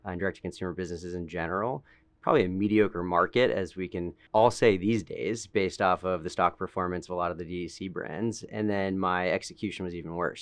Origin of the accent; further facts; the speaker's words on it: Boston, Massachusetts, United States; moved away; I'm from Boston originally, grew up in a family of entrepreneurs